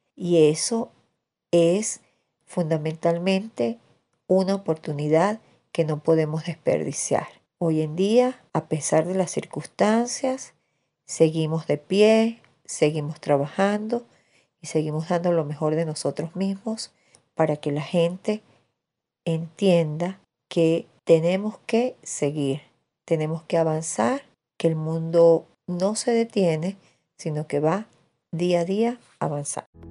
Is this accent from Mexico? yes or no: no; Tovar, Mérida, Venezuela; Nací en Tobar, un pueblito del estado Mérida, en los Andes venezolanos